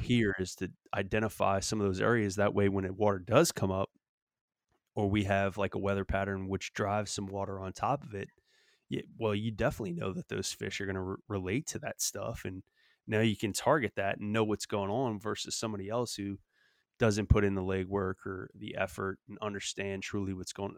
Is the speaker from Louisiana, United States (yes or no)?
yes; Louisiana, United States; now in Texas, United States; growing up in Louisiana